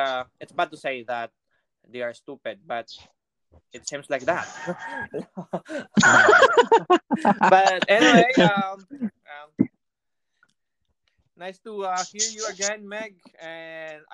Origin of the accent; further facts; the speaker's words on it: Eastern Samar, Eastern Visayas, Philippines; moved away as an adult; also born or lived in Dumangas, Iloilo; now in United States; originally I am from Easter Summer, but I got married in Ilonga from Dumangas.